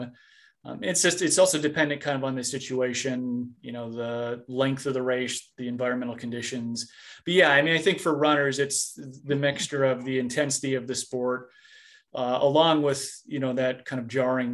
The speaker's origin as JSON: {"language": "English", "region": "Minnesota", "country": "United States", "tie": "born or raised there", "said": "I grew up in Minnesota"}